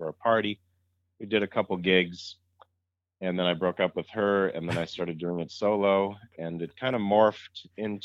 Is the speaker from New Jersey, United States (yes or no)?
no; Massachusetts, United States; I grew up in Massachusetts